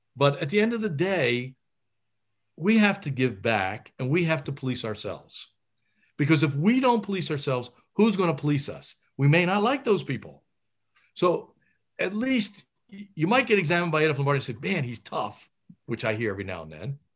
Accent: Philadelphia, Pennsylvania, United States; I was from Philadelphia. My parents had come from Italy and settled in Philadelphia, and I knew nothing but Philly.

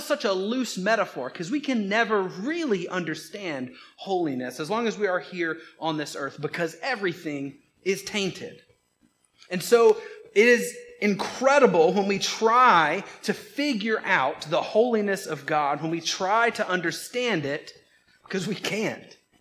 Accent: Georgia, United States; I am from Georgia

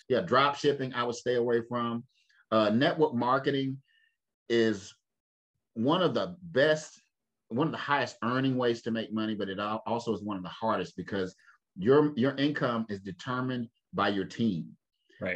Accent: Winston-Salem, North Carolina, United States; my mother's father he started the first black insurance company in my hometown. I live in Winston Salem

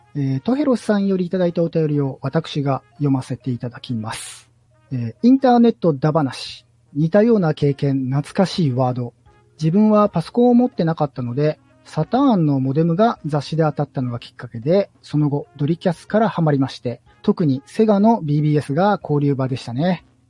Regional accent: Nagoya, Aichi, Japan; 僕が名古屋人だから

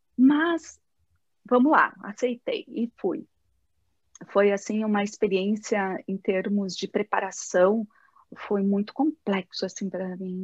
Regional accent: South Region, Brazil; eu sou do, do Brasil e do Sul.

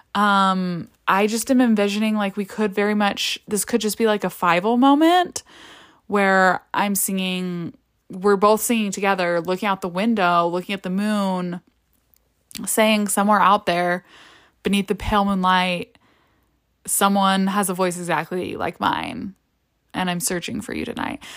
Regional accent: United States; I grew up in the United States and had my education in the United States

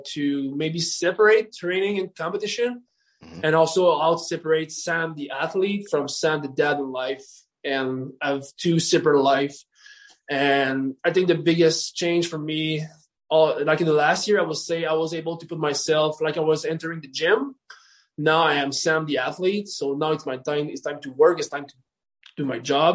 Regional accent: Canada; I'm a Canadian

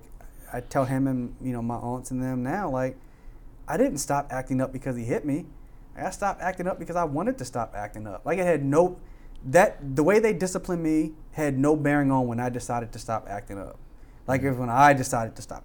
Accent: Frederick, Maryland, United States; where I grew up in Frederick

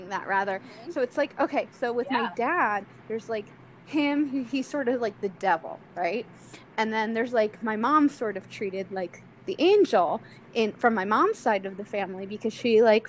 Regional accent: Delaware, United States; I grew up in Delaware

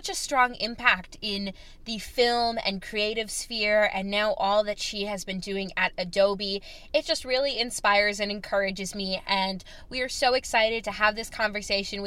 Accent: Chicago, Illinois, United States; moved away; also born or lived in North Carolina; Chicago will always be home

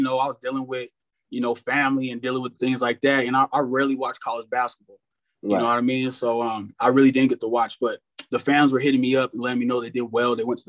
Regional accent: Arizona, United States; moved away as an adult; also born or lived in Maryland; I'm from Arizona

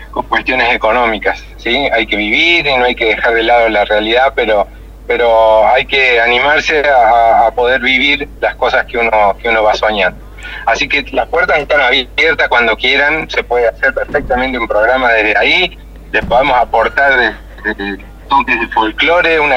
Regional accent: Río Cuarto, Córdoba, Argentina; Yo soy oriundo de Río Cuarto. Eh, yo nací en Río Cuarto

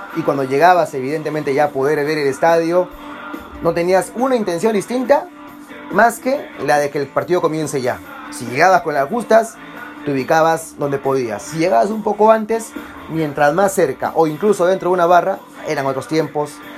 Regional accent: Peru; como peruano

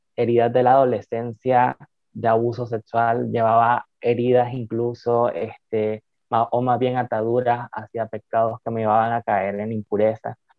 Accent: Nicaragua; Soy de Nicaragua

